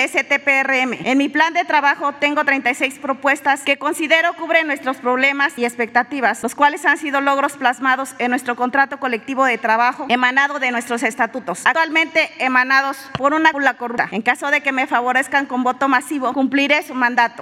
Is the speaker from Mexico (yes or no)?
yes; Mexico; vengo como mexicana, como petrolera